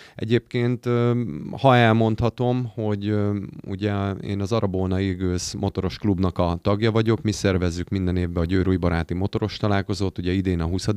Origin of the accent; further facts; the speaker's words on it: Győr, Győr-Moson-Sopron, Hungary; győriek vagyunk, győrhöz kötődünk